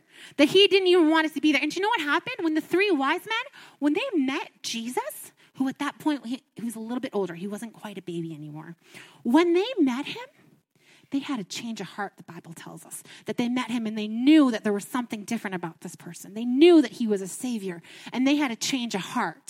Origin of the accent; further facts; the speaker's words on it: Ottawa, Ontario, Canada; moved away as an adult; also born or lived in Niagara Falls, Canada; now in Alberta, Canada; I'm from Ontario, and I've been in Alberta here for about 3 months, and we're from Ottawa